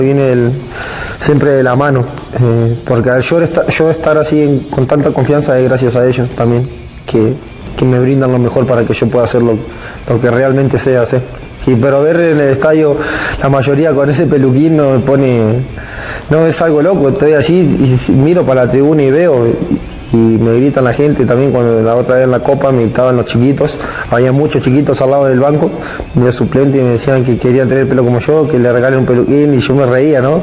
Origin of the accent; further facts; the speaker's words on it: Santa Fe, Argentina; moved away as an adult; now in Mexico; allá en Santa Fe donde yo soy